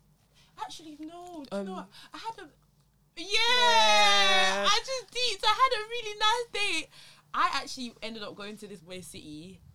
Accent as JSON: {"language": "English", "region": "London", "country": "United Kingdom", "said": "I'm from London."}